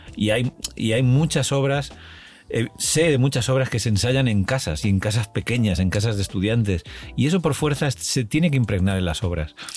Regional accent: Valencian Community, Spain; moved away as an adult; now in Madrid, Spain; en mi pueblo, en un pueblo chiquitillo de la provincia de Alicante

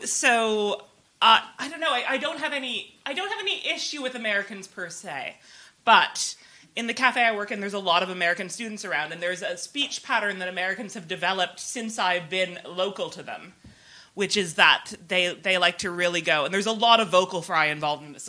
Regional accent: Canada; moved away; I'm Canadian

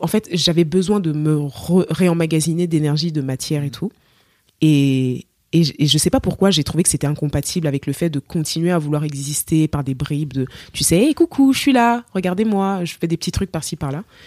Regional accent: Cameroon; accent: Cameroonian; moved away as an adult; now in France; je suis camerounaise

